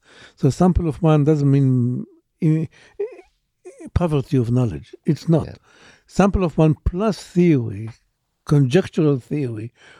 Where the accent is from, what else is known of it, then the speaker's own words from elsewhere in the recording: Israel; Born and raised in Israel, yes.